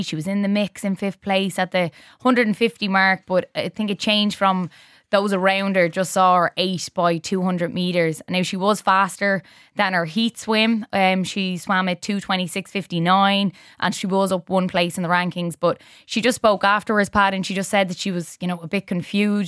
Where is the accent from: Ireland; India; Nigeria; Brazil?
Ireland; as Irish